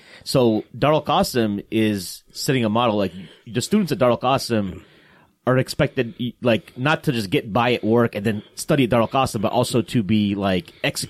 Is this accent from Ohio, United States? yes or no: yes; Columbus, Ohio, United States; I'm from Columbus, actually.